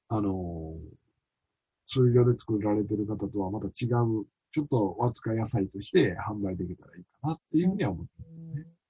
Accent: Japan; 自分のふるさと

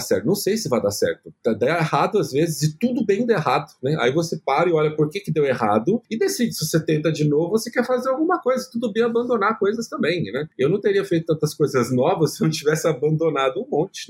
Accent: São Paulo, Brazil; eu nasci no Capão Redondo

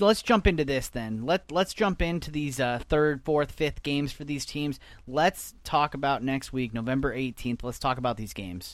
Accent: Southern California, United States; growing up in Southern California

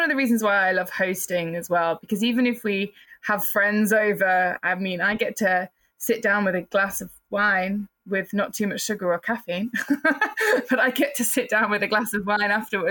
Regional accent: Wales, United Kingdom; I'm not from England. I'm just from over the water from Ireland. I'm from Wales, which is in between England and Ireland, which also has absolutely stunning scenery. So I would always favor Wales because that's my homeland over Ireland.

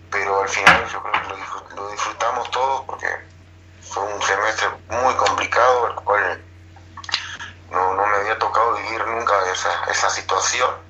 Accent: Uruguay; a nosotros uruguayos nos gusta el meter, el correr

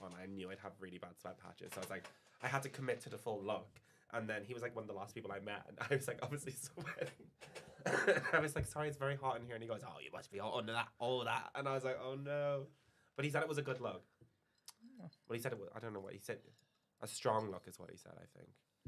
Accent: Ireland; moved away as an adult; now in London, United Kingdom; being Irish.

